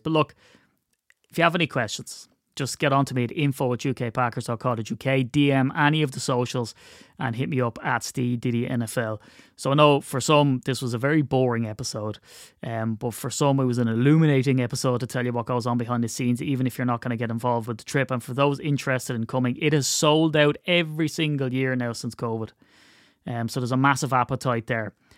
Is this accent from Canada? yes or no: no; Ireland; I'm Irish